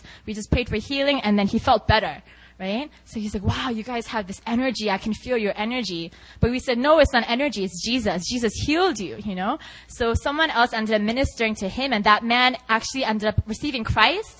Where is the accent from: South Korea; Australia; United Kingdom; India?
South Korea; I'm from Korea.